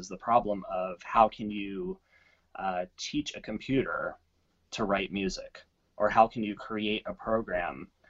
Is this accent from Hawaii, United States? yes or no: no; Corpus Christi, Texas, United States; I grew up in Corpus Christi, Texas.